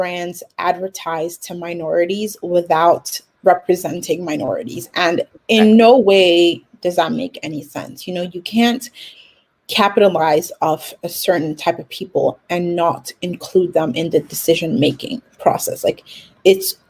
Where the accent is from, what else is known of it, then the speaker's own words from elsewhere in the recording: Nigeria; I'm Nigerian too.